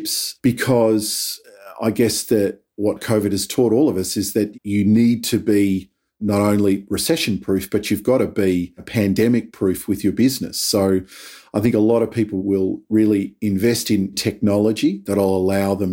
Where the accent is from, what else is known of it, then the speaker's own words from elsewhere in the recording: Anglesea, Victoria, Australia; moved away; also born or lived in Melbourne, Australia; I was a kid from Anglesey, not a very culturally diverse seaside country town.